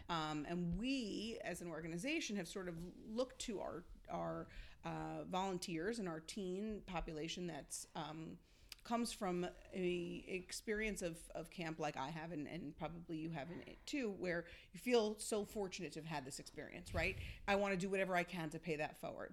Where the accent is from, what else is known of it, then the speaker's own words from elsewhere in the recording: Long Island, New York, United States; I grew up in Long Island